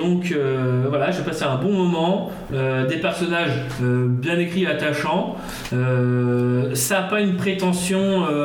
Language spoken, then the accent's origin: French; Nord, Hauts-de-France, France; ça me parle en tant que nordiste.